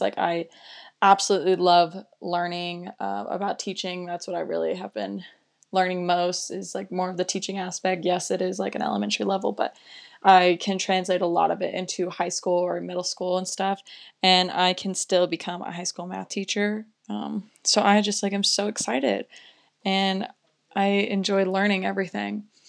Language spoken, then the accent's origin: English; Las Vegas, Nevada, United States; moved away as an adult; now in Durango, United States; I'm originally from Las Vegas, Nevada